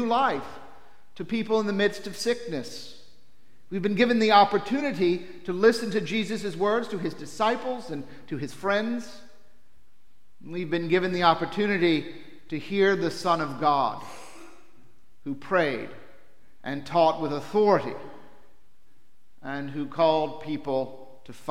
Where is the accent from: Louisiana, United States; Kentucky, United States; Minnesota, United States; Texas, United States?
Louisiana, United States; New Orleans; Growing up in New Orleans